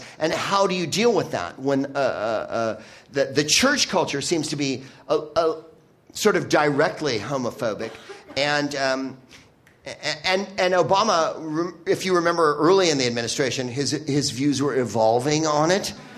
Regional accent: California, United States; I'm from California

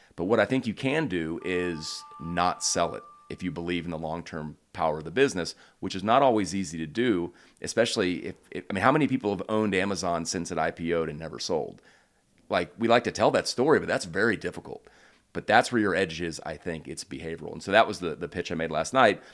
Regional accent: Houston, Texas, United States; moved away as an adult; also born or lived in United Kingdom; now in Charlottesville, United States; I grew up in Houston

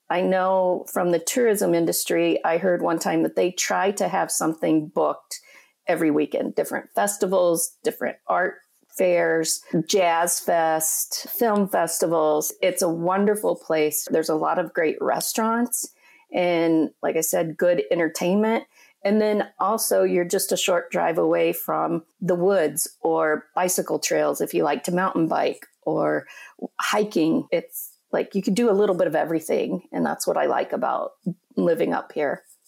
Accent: Colorado, United States; moved away as an adult; also born or lived in Minneapolis; now in Upper Peninsula, Michigan, United States; I'm originally from Colorado, and I grew up in a small town in Colorado in the Four Corners area

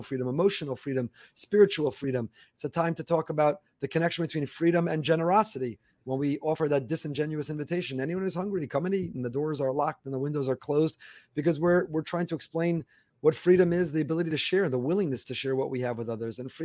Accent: New York area, United States; now in Florida, United States; I grew up in the New York area

